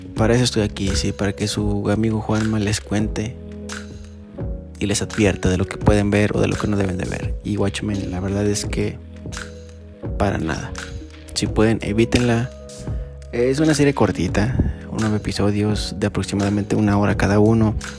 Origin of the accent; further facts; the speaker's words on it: Aguascalientes, Mexico; mi ciudad natal